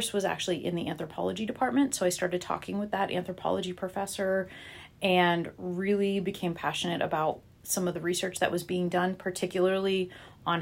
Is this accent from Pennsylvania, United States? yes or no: yes; Butler, Pennsylvania, United States; I grew up just outside of Pittsburgh in a town called Butler, Pennsylvania.